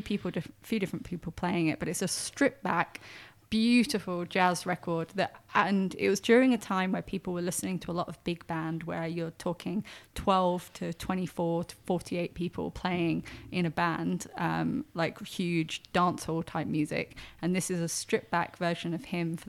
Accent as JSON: {"language": "English", "country": "United Kingdom", "said": "I'm quite British, so..."}